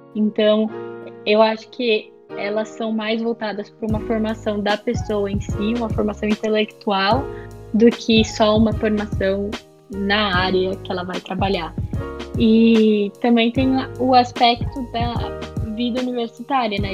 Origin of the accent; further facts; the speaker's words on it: Sorocaba, São Paulo, Brazil; also born or lived in Itu; eu sou de Sorocaba, eu estudei no Colégio Irapuru. É, na verdade, eu moro em Itu